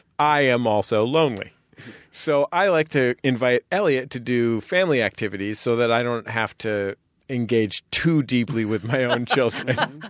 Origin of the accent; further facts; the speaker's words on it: San Francisco, California, United States; I'm a San Francisco Episcopalian who loves bagels